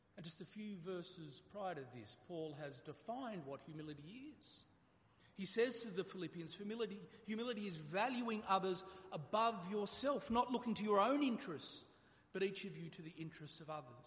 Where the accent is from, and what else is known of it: Australia